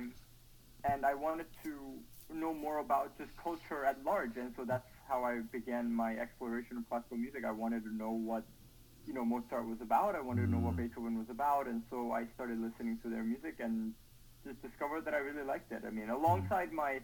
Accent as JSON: {"language": "English", "country": "South Korea", "tie": "born or raised there", "moved": "yes", "said": "growing up in Korea"}